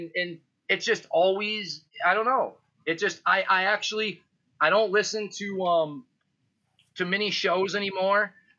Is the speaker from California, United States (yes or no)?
no; Illinois, United States; I grew up in Illinois, and this was something that I heard my whole life, right? In the 80s, I would go out into Iowa as a kid.